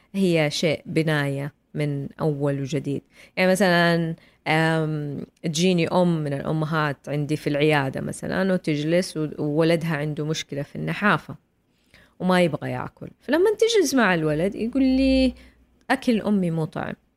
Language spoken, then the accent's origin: Arabic; Saudi Arabia; عندنا في السعوديه